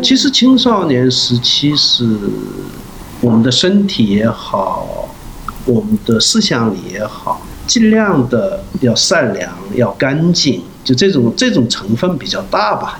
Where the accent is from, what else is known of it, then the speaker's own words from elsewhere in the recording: Yanbian, Jilin, China; accent: Yanbian dialect; moved away as an adult; now in South Korea; 延边的，就叫龙井市明洞村，原来叫合龙县明洞村。因为我，呃，也是我的老家嘛，那边，所以我也常去那边